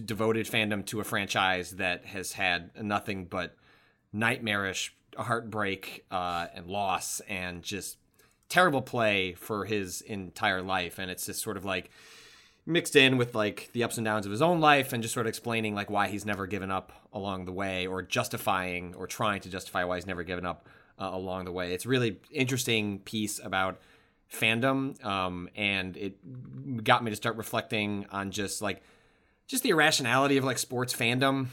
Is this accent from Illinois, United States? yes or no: yes; Chicago, Illinois, United States; I grew up in the Chicagoland area